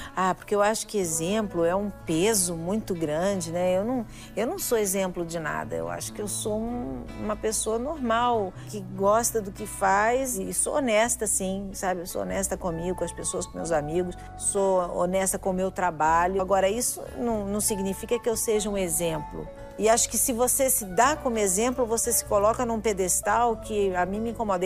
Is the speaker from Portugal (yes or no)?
no; Brazil; Eu sou brasileira